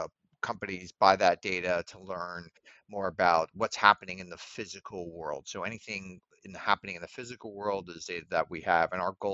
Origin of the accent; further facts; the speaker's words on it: Mamaroneck, New York, United States; moved away; also born or lived in Berkeley, California; grew up in the suburbs of New York.